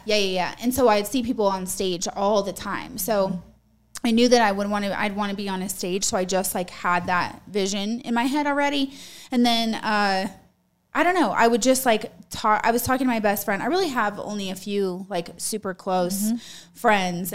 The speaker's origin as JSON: {"language": "English", "region": "Utah", "country": "United States", "tie": "born or raised there", "moved": "yes", "lives_now": "Colorado Springs, United States", "said": "I grew up in Utah."}